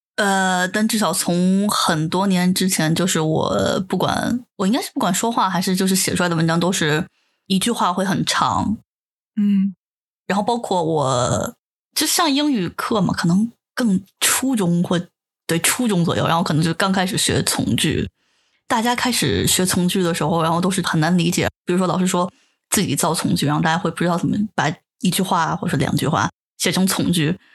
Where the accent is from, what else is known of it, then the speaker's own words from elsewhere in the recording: China; first language Chinese; moved away as an adult; now in Japan; 我在国内其实日语只有听和读，完全没有说和写的经历